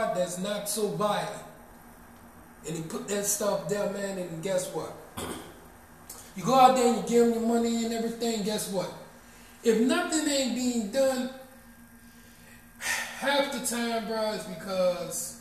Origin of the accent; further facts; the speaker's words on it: Marrero, Louisiana, United States; I love my hometown. I love Marrero, Louisiana